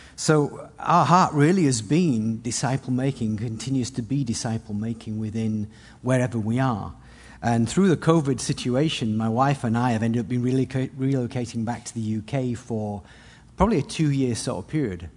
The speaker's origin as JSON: {"language": "English", "region": "England", "country": "United Kingdom", "also_born_or_lived": "Austria / Hungary / New Zealand", "first_language": "English", "moved": "as an adult", "said": "my wife and I left with our kids, left England in nineteen ninety-eight"}